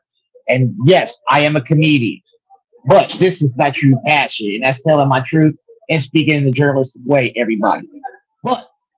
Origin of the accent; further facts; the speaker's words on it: Kansas City, Missouri, United States; also born or lived in Wichita, Kansas; And I'm from Kansas. And I'm from Kansas City. Yes, I spent time in Wichita in my lifetime. But this is my home.